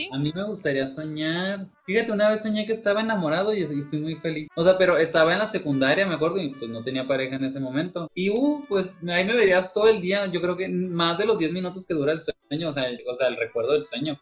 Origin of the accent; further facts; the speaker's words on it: Cuauhtémoc, Mexico; also born or lived in China; yo soy de Cuauhtémoc